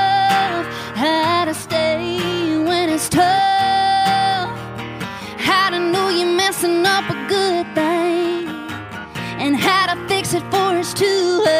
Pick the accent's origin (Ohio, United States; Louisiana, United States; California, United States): Louisiana, United States; Baskin; is from Bask in my hometown, and showed my daddy a couple chords, and then he just kind of picked it up.